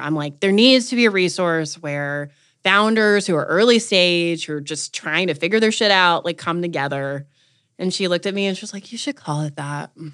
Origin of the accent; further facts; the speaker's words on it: North Carolina, United States; moved away; I wanted to come home. I'm from North Carolina